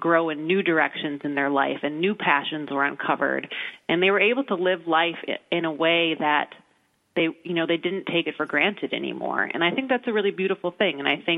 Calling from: Chicago, Illinois, United States; So I'm actually calling from Chicago, where I think it's like negative 25 degrees with the wind chill today.

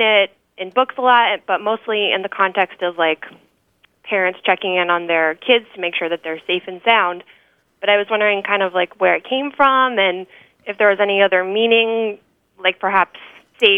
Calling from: Somerville, Massachusetts, United States; I'm calling from Somerville, Massachusetts

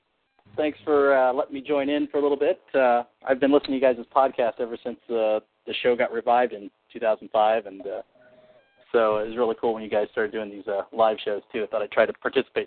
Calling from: Terre Haute, Indiana, United States; It's from Terre Haute, Indiana.

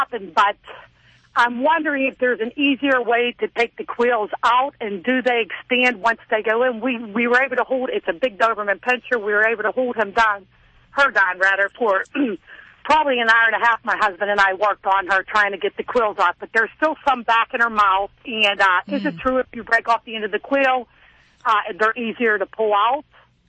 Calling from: Pittsburgh, Pennsylvania, United States; I'm calling from the Pittsburgh area.

